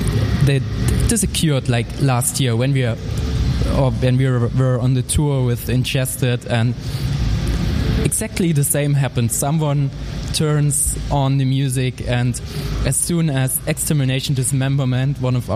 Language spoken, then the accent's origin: English; Dresden, Saxony, Germany; in Dresden, in my hometown